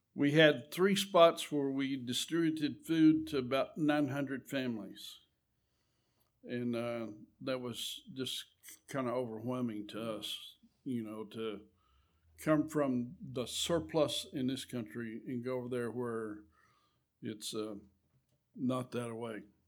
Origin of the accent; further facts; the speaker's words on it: Eunice, New Mexico, United States; I was raised right there in Eunice. Been there all our lives